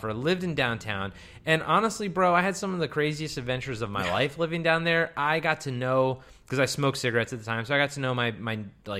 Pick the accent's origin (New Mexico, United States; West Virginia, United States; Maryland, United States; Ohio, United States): Maryland, United States; Baltimore; I'm from Baltimore.